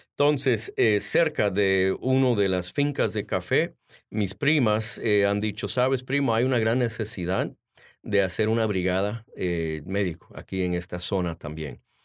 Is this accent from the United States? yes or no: yes; Washington, District of Columbia, United States; also born or lived in Honduras; yo nací aquí en Washington. Mis padres son de Honduras